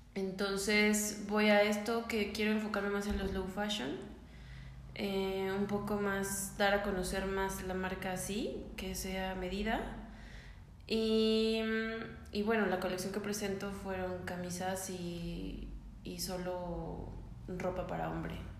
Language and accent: Spanish; San Luis Potosí, Mexico; soy potosina